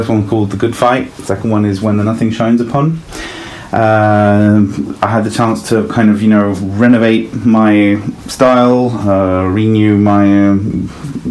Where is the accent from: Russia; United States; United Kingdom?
United Kingdom; London; also born or lived in Italy; I was born in Italy, but I grew up in north of London. That's the reason behind the accent.